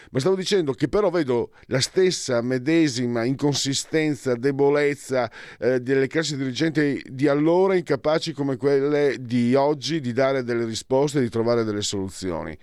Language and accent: Italian; Italy; da dove vengo io, Veneti, e Friulani